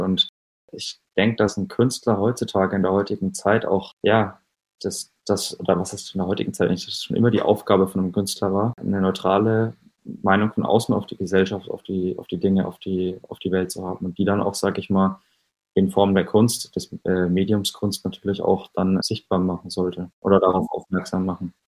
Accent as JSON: {"language": "German", "town": "Schweinfurt", "region": "Bavaria", "country": "Germany", "tie": "born or raised there", "also_born_or_lived": "Nuremberg", "moved": "as an adult", "said": "von meinem Heimatort Schweinfurt in kleinen Unterfranken"}